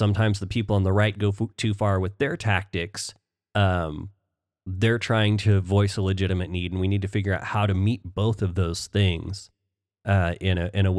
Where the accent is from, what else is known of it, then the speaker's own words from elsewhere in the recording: Oklahoma, United States; growing up in Oklahoma